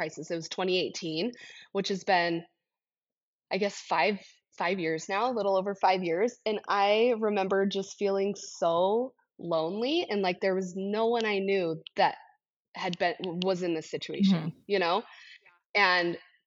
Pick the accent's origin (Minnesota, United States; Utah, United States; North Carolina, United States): Utah, United States; I grew up in Utah, so I grew up skiing